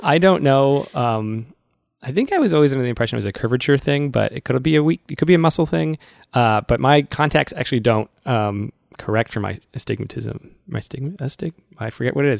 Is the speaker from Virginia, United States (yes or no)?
no; Massachusetts, United States; I'm from Massachusetts